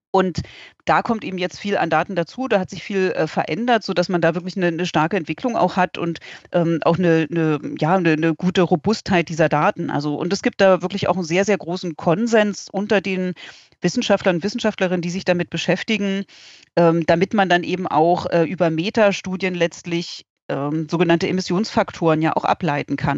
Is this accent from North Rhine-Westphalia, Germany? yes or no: no; Berlin, Germany; moved away; ich komme ursprünglich aus Berlin